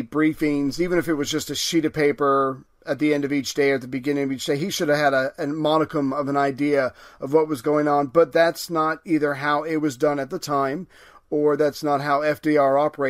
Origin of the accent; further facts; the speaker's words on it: United Kingdom; I'm British.